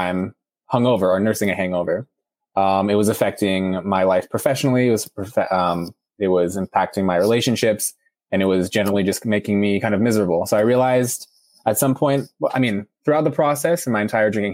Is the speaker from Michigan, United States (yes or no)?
no; San Francisco, California, United States; I'm from San Francisco, California